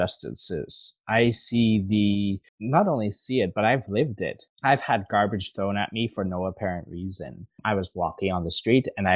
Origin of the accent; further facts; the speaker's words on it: Northern Alberta, Canada; moved away as an adult; now in Montreal, Canada; I grew up in Northern Alberta